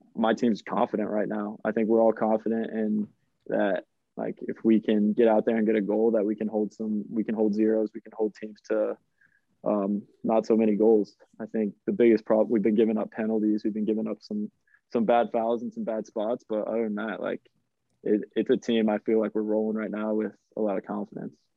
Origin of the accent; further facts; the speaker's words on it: United States; moved away as an adult; growing up in America, like I was going to games for the Kansas City Wizards at Arrowhead Stadium